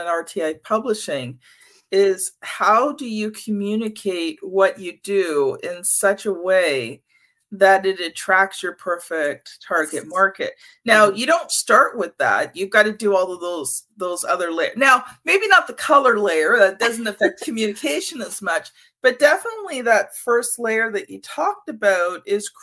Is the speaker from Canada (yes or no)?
yes; Canada; as a Canadian